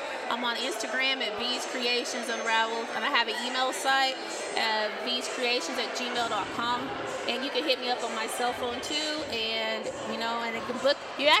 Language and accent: English; Marietta, Oklahoma, United States; Marietta, Oklahoma.